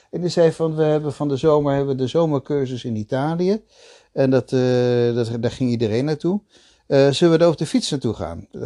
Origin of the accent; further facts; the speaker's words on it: Belgium; also born or lived in The Hague, Netherlands / Italy / Switzerland; ik ben ehm, ehm, geboren in Den Haag. Maar